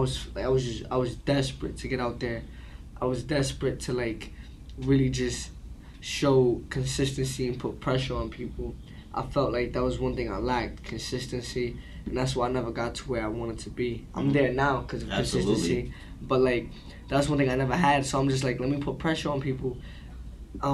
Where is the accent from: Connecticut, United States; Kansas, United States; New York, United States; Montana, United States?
New York, United States; New York City; I grew up in Brooklyn, Crown Heights, Franklin Ave to be specific